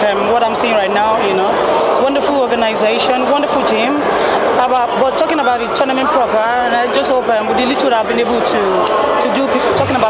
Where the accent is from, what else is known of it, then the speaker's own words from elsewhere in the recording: Nigeria; as a Nigerian